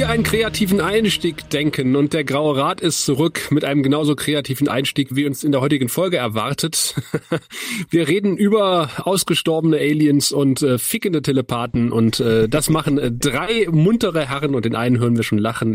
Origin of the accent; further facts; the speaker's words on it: Eifel, Germany; ich bin ja in der Eifel groß geworden